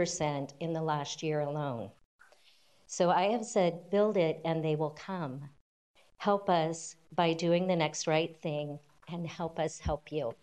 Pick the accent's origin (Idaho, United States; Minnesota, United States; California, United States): California, United States; Vacaville; I am proud of my hometown.